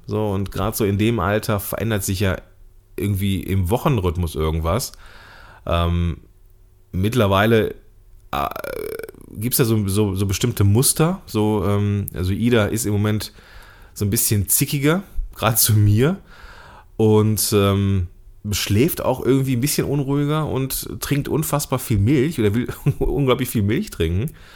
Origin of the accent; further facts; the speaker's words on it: Germany; als Deutscher hier in Deutschland geborener Mann